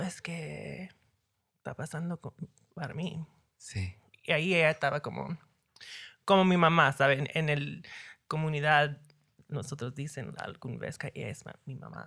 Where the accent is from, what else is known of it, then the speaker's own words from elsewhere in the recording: New York City, New York, United States; Spanish is a second language; Yo nací en Nueva York